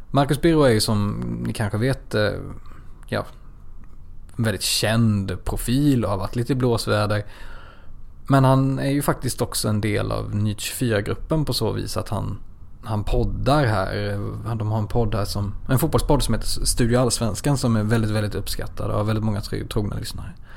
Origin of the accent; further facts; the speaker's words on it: Växjö, Kronoberg County, Sweden; accent: Växjö dialect; jag låter ju verkligen som en Växjökille